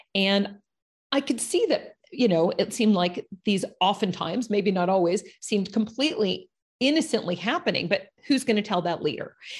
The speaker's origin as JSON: {"language": "English", "town": "Los Angeles", "region": "California", "country": "United States", "tie": "born or raised there", "moved": "yes", "said": "I'm from Los Angeles, California, one of the few people that can actually say they're a native"}